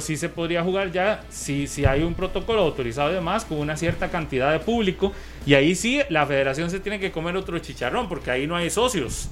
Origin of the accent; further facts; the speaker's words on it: Costa Rica; todos los ticos entendemos cuando se dice eso